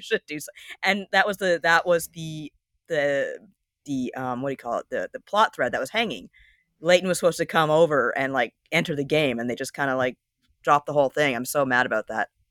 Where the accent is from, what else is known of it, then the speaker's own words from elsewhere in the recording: Canada; I'm Canadian